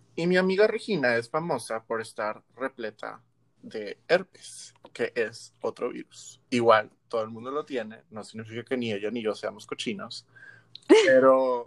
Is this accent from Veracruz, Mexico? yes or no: no; Monterrey, Nuevo León, Mexico; nosotros los regios